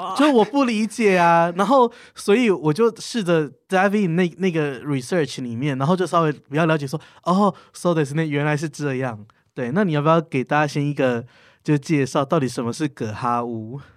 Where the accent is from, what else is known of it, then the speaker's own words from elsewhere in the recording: Tainan, Taiwan; 因为我本身是台南人